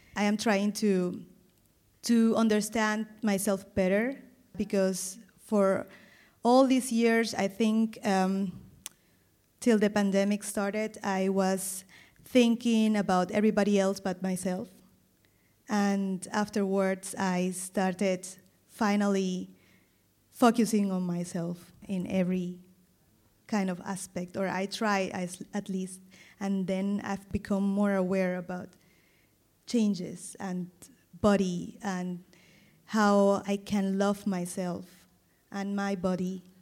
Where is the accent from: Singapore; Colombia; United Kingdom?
Colombia; Caribbean coast of Colombia, Caribbean Region; first language Spanish; English is a second language; moved away as an adult; now in Germany; I come from the Caribbean coast